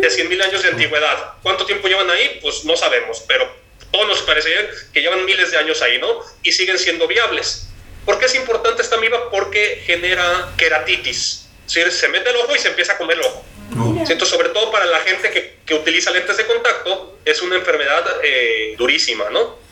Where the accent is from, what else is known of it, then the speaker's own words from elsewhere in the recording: Jalisco, Mexico; yo soy de Jalisco